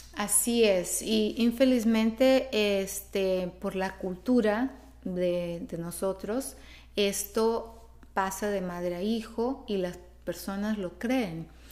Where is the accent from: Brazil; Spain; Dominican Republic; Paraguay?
Brazil; Spanish is a second language; moved away as an adult; also born or lived in Mexico; yo soy de Brasil, yo nací en Brasil